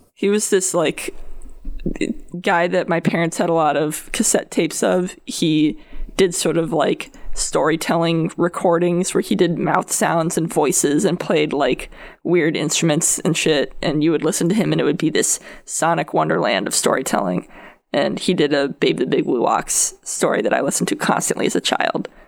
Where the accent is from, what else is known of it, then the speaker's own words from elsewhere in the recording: Connecticut, United States; I'm from Connecticut